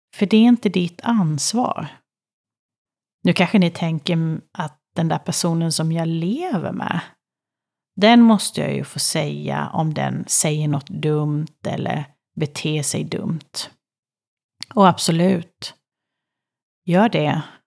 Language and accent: Swedish; Kalmar, Kalmar County, Sweden; Jag föddes i Kalmar